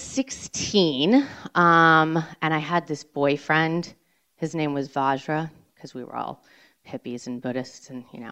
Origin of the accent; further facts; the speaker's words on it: Cambridge, Massachusetts, United States; I grew up in Cambridge, Mass